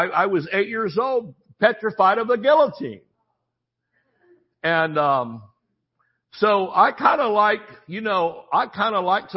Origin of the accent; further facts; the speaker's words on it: the South, United States; We don't put the G on when we're from the South